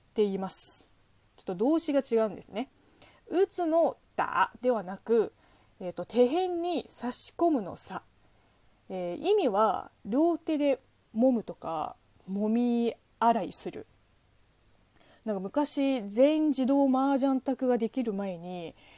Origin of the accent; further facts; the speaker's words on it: southern China, China; Japanese is a second language; now in Japan; うちの地元の方言とほぼ一緒